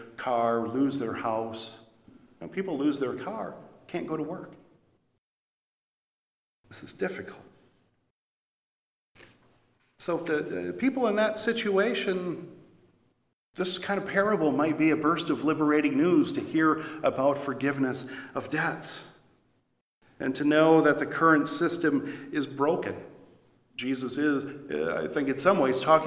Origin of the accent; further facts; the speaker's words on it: Janesville, Wisconsin, United States; now in Eau Claire, United States; going down to Janesville, my hometown